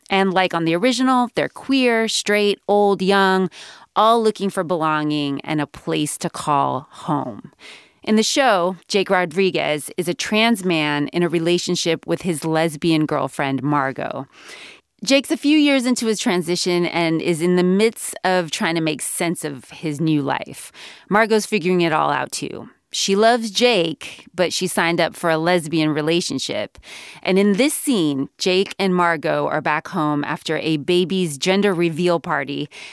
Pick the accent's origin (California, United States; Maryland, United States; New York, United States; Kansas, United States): California, United States; I was born and raised in California